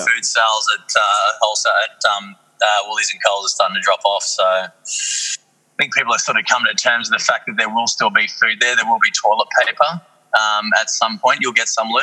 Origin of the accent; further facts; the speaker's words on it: Australia; we're Australians. We're just going to keep being Australian